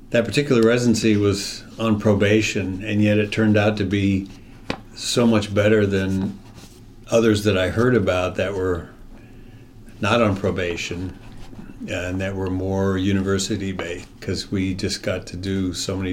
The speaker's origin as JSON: {"language": "English", "region": "District of Columbia", "country": "United States", "tie": "born or raised there", "said": "I grew up in the military, so we were all over the country. My dad was in the Air Force and spent most of our time in the D.C. area uh, in high school and all that."}